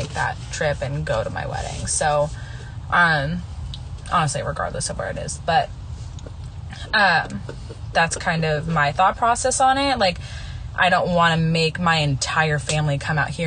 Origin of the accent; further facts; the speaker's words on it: West Coast, United States; I grew up on the West Coast